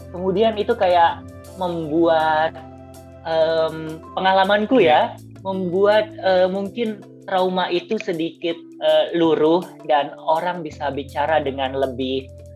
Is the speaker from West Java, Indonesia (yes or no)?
no; Jakarta, Indonesia; aku lahir dan besar di Jakarta